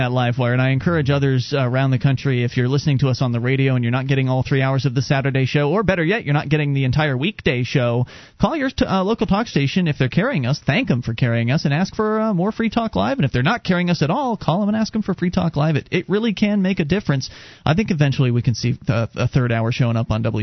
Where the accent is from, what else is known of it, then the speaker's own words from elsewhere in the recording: Florida, United States; were born and raised in Florida.